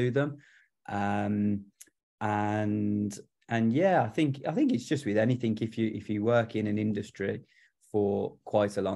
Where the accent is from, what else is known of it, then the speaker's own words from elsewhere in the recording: Solihull, West Midlands, United Kingdom; I'm from Solihull